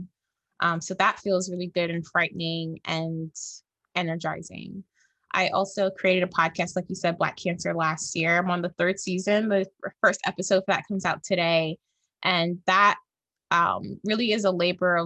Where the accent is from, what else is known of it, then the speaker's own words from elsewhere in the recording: Jamaica; I'm Jamaican, I'm Black